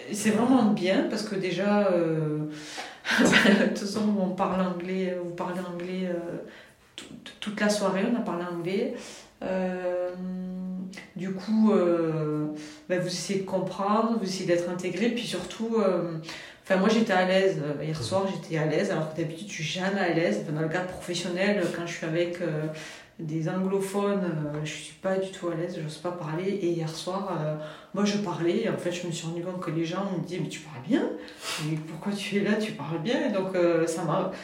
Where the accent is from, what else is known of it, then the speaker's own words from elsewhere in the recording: Toulouse, Occitania, France; je viens de Toulouse